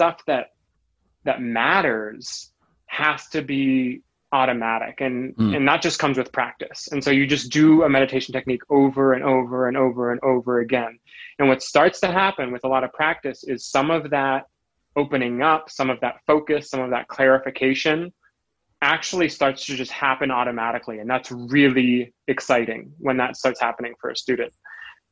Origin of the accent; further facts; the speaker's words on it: rural Vermont, United States; I grew up rurally, which I think has a lot to do with it, in rural Vermont